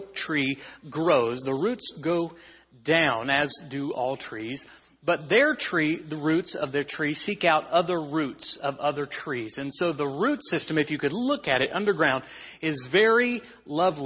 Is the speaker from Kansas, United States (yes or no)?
yes; Kansas, United States; we're from Kansas